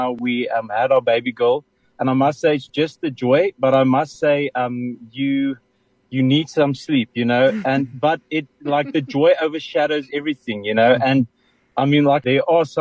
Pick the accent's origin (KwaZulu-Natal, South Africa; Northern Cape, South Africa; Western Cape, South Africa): Western Cape, South Africa; Cape Town; also born or lived in Oudtshoorn / Gauteng; now in Paarl, South Africa; I was born in Oudtshoorn. So obviously, we moved when I was 4 years old, we moved to Cape Town